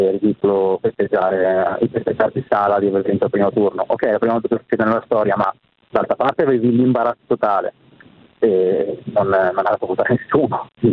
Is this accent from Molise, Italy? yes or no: no; Milan, Lombardy, Italy; Io però sono di Milano